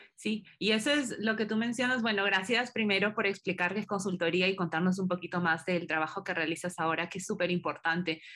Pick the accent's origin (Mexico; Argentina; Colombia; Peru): Peru; moved away; como peruana